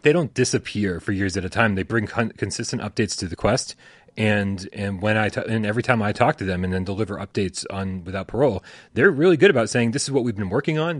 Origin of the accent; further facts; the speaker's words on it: New England, United States; I'm from New England.